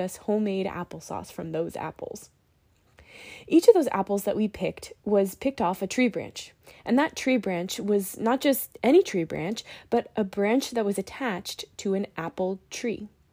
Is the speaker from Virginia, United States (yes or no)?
yes; Virginia, United States; Growing up in Virginia near farmland